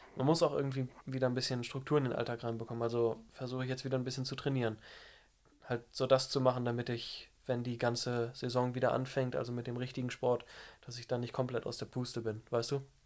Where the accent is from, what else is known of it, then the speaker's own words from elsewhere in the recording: Lower Saxony, Germany; ich komme aus dem Norden von Deutschland, aus Niedersachsen und gehe in der Nähe von Hamburg in der Wulmsdorf zur Schule